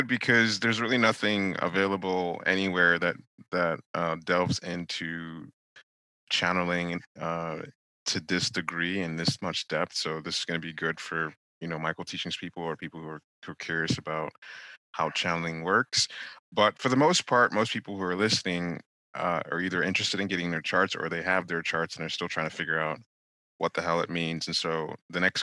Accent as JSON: {"language": "English", "country": "Nigeria", "tie": "born or raised there", "moved": "yes", "said": "growing up in Nigeria where people would go to medicine doctors"}